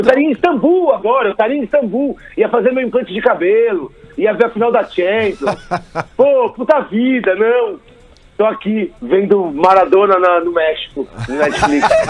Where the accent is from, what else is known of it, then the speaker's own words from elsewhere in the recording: Brazil; sou brasileiro mesmo